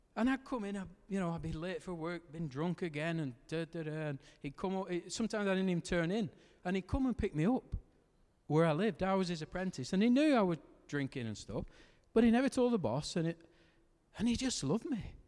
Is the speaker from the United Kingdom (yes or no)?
yes; Lancashire, North West England, United Kingdom; because I'm from Lancashire. We, we don't have H's where we come from